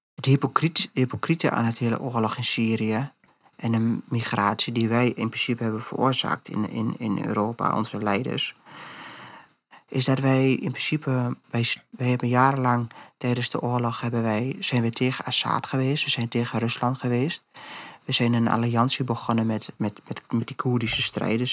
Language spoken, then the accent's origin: Dutch; Netherlands; wij zijn als Nederlanders